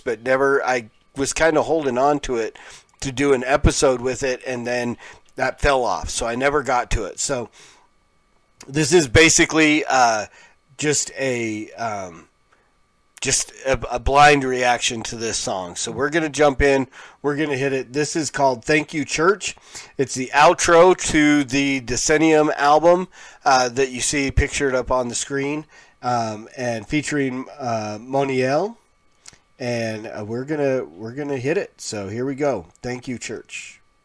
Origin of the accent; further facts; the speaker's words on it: Pueblo, Colorado, United States; I grew up in Pueblo, Colorado